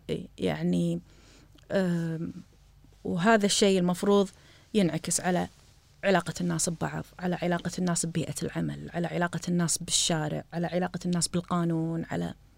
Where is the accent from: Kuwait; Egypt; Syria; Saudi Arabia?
Kuwait; إحنا عندنا بالكويت